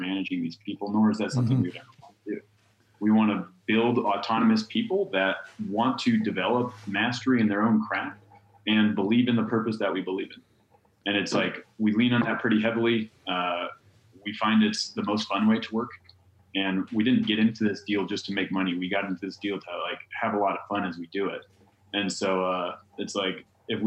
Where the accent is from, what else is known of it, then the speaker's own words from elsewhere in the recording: Chicago, Illinois, United States; moved away as an adult; also born or lived in San Diego; I'm from Chicago.